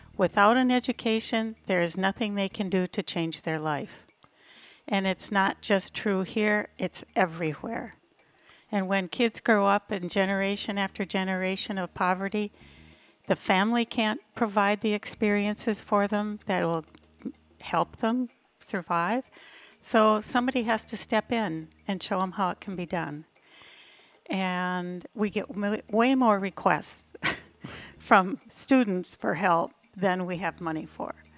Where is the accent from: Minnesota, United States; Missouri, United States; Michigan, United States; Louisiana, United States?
Minnesota, United States; moved away as an adult; now in Playa del Carmen, Mexico; I'm from Minnesota